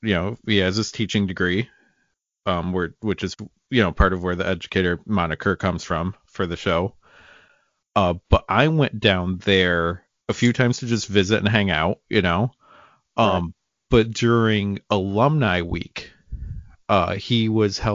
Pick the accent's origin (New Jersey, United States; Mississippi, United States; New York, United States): New York, United States; upstate; I am from what I would consider a small town in upstate New York